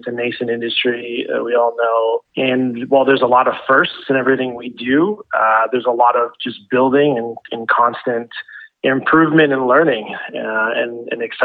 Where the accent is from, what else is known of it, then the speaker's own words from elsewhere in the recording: Ontario, Canada; born and raised in Ontario